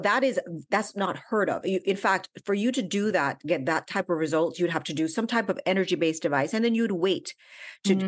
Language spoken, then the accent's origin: English; Jamaica; also born or lived in Washington, D.C., United States; And I was actually born in DC. My parents were in university, but I went back to Jamaica when I was five years old. So I grew up in Jamaica